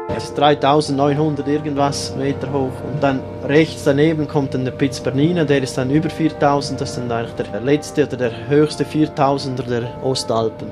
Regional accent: Romansh-speaking area of Graubünden, Switzerland; accent: Bündner dialect; Also ich spreche sonst normal Schweizerdeutsch, also Bündnerdialekt. Und aber da, wo ich aufgewachsen bin, ist im rätoromanischen Gebiet

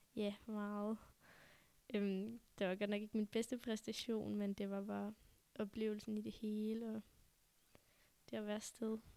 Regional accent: Denmark; jeg var den første dansker

